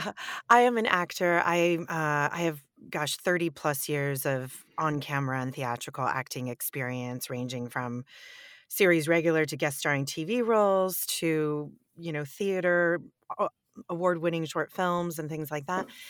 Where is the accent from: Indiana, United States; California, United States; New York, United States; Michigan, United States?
California, United States; Northern; also born or lived in Europe; I'm born and raised in California